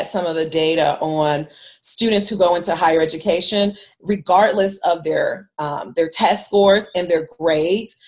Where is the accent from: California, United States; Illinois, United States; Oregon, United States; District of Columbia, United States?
Illinois, United States; Chicago; I'm originally from Chicago, and I grew up mainly in the city of Chicago, and then later on we moved to the suburbs for high school.